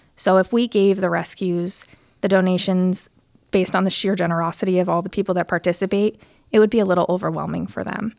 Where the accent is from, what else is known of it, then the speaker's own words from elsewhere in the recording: Connecticut, United States; moved away as an adult; also born or lived in Providence; now in Warwick, United States; I'm originally from Connecticut